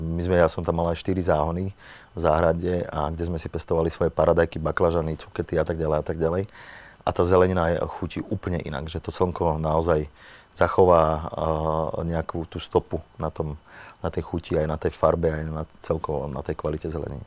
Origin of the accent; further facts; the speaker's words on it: Slovakia; moved away as an adult; also born or lived in Italy; my sme Slováci